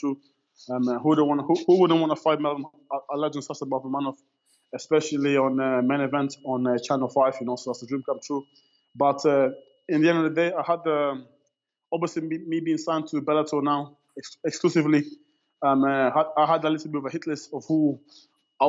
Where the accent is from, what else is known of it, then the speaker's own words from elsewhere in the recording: DR Congo; now in Birmingham, United Kingdom; Originally, yeah, I was born in the Congo in DRC. Obviously, I lived there for quite a while